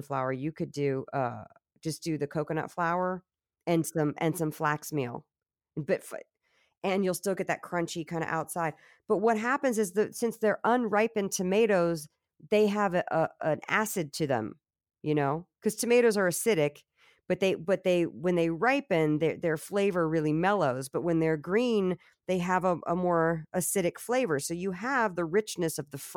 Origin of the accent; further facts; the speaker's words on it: Virginia, United States; I'm from Virginia.